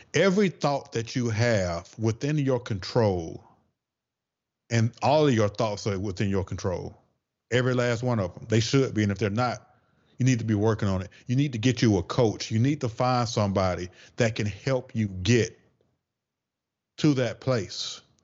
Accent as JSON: {"language": "English", "region": "the South", "country": "United States", "accent": "Southern twang", "said": "I'm from the South, so I gotta say certain things with that little Southern twang."}